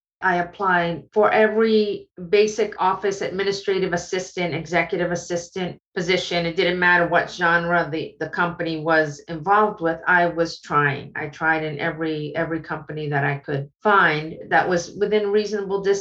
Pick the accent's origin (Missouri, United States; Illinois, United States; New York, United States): New York, United States; New York City; moved away as an adult; now in Atlanta, United States; as a New Yorker, I didn't drive